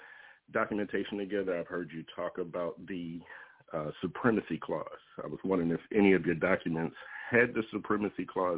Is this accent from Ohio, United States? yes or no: no; Georgia, United States; now in Oregon, United States; I do a lot of things out of Georgia because I'm from Georgia. I live in Oregon.